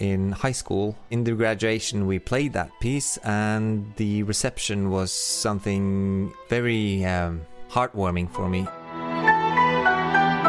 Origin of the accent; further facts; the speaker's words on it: Oslo, Norway; I'm a composer from Oslo, Norway